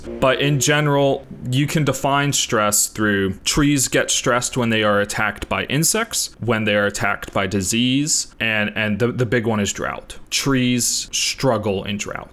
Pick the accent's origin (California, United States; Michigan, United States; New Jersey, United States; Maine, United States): California, United States; Southern; we grew up in Southern California